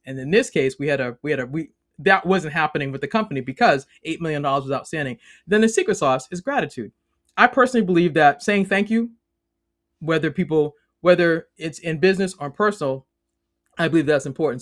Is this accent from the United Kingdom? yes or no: no; Boston, Massachusetts, United States; moved away as an adult; now in Maryland, United States; I'm originally from Boston, now live in the great state of Maryland.